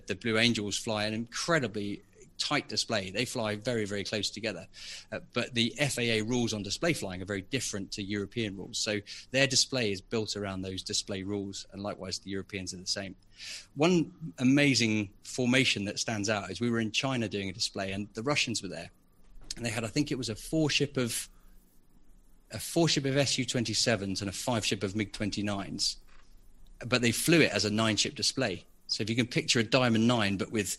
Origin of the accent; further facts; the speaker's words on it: Biggin Hill, London, United Kingdom; moved away as an adult; now in Buckinghamshire, United Kingdom; I grew up in Biggin Hill, which I'm sure most of your listeners know is a very famous Second World War Battle of Britain airfield just outside London